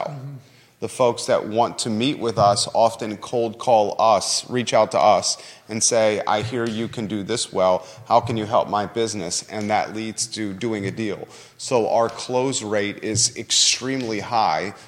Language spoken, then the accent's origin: English; Williamsburg, Virginia, United States; now in Charlottesville, United States; I grew up in Williamsburg